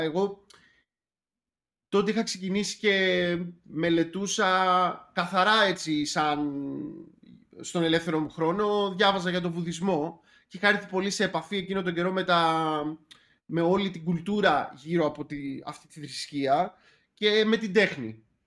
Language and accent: Greek; Athens, Attica, Greece; also born or lived in Sparta; τα παιδικά μου χρόνια ήταν στην Αθήνα, ανάμεσα Αθήνα και Σπάρτη, που από Σπάρτη είναι ε, η οικογένειά μου